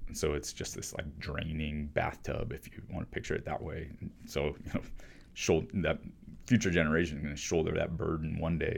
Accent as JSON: {"language": "English", "region": "Arizona", "country": "United States", "tie": "born or raised there", "said": "I grew up in Arizona"}